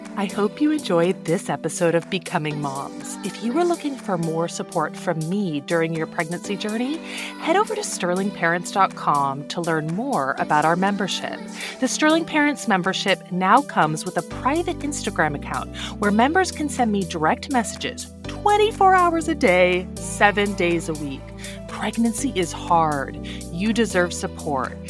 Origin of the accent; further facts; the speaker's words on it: Canada; I'm Canadian